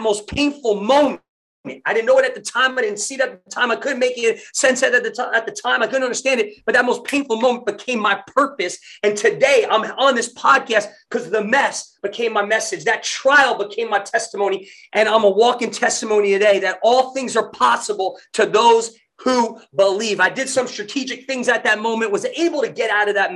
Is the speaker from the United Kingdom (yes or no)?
no; New Jersey, United States; moved away as an adult; also born or lived in Tulsa, Oklahoma; white boy growing up in Jersey